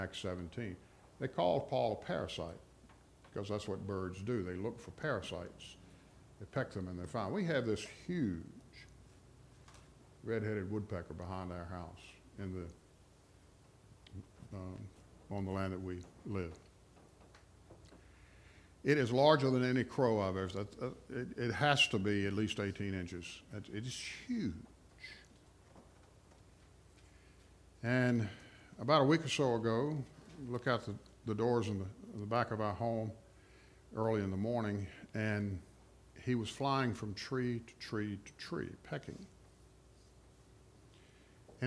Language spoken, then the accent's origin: English; Rustburg, Virginia, United States; I'm from Rustburg, which is like the chief suburb of Lynchburg